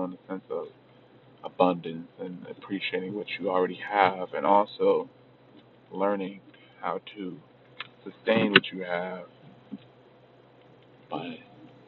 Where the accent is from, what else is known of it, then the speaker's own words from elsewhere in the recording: Long Beach, California, United States; I'm from Long Beach, California